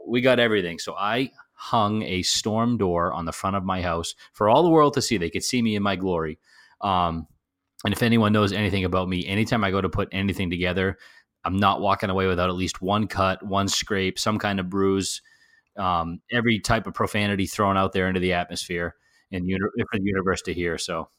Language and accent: English; New Jersey, United States